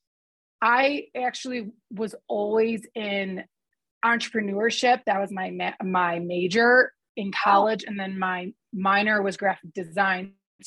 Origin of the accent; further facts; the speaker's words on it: Detroit, Michigan, United States; moved away as an adult; also born or lived in Chicago, Illinois; now in Park City, United States; I am actually originally from Detroit, Michigan